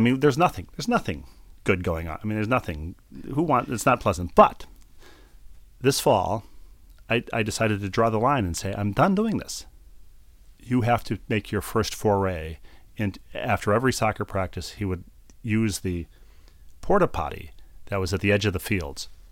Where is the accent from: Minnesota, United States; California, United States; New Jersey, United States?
Minnesota, United States; Bloomington; moved away; Met's Center in Bloomington, Minnesota, my hometown